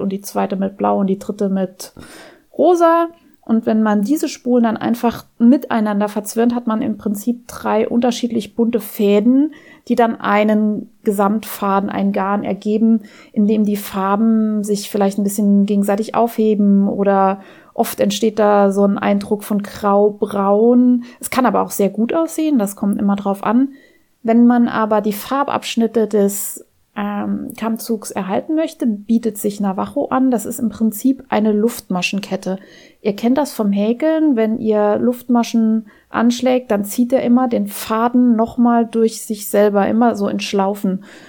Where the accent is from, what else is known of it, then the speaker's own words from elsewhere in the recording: near Auersmacher, Saarland, Germany; moved away; Ich bin da in der Nähe aufgewachsen